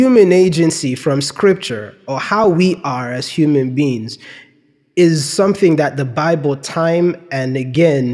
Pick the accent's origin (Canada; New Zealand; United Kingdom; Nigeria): Nigeria; moved away; when we were growing up in Nigeria